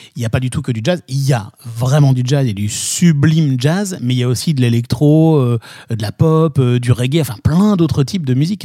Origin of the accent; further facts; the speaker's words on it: Nancy, Grand Est, France; je viens de Nancy